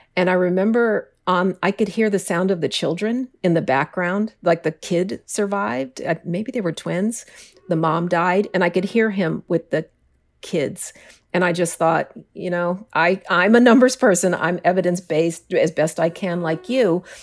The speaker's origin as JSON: {"language": "English", "town": "Denver", "region": "Colorado", "country": "United States", "tie": "born or raised there", "moved": "yes", "lives_now": "New York City, United States", "said": "I grew up in Denver, which is the Mile High City."}